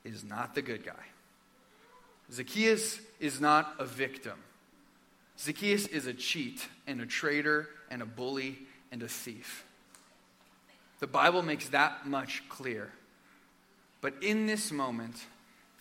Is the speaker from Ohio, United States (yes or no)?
no; Arizona, United States; In my home state of Arizona